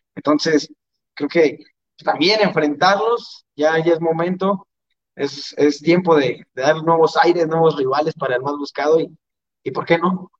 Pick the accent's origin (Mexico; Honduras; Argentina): Mexico; nosotros como mexicanos